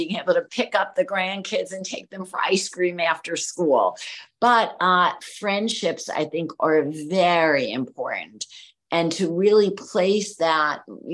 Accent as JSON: {"language": "English", "town": "New York City", "region": "New York", "country": "United States", "tie": "born or raised there", "moved": "as an adult", "lives_now": "Miami, United States", "said": "an Italian American girl growing up in New York City"}